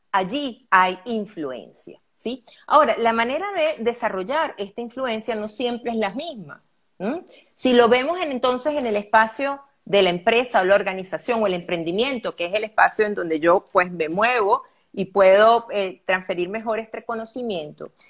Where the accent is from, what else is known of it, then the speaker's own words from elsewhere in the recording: Venezuela; also born or lived in Caracas, Venezuela; soy venezolana, Linet. Estoy aquí en Caracas, Venezuela.